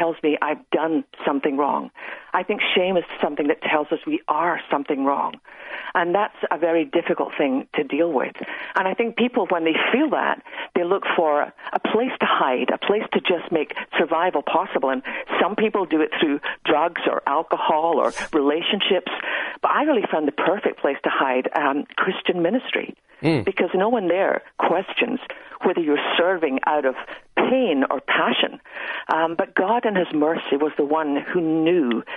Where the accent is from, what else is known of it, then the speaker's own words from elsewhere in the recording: west coast of Scotland, United Kingdom; now in Texas, United States; I grew up on the west coast of Scotland